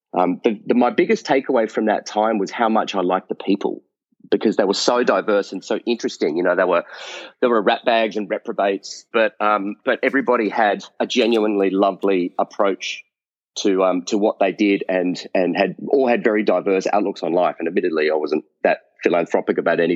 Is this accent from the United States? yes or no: no; Australia; growing up in Australia